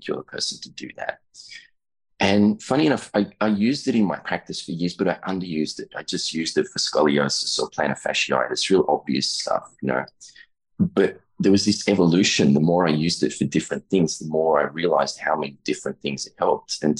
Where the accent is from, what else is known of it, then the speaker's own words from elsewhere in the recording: Australia; I'm an Australian chiropractor, about 20 years in practice there